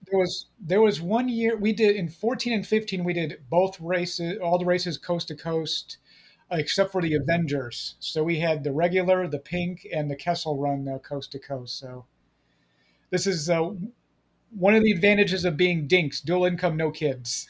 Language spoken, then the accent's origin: English; Chicago, Illinois, United States; moved away; I'm originally from the Chicago area